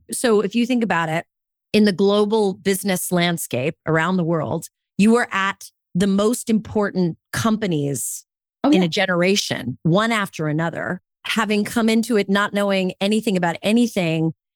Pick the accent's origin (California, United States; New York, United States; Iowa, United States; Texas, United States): California, United States; I grew up in California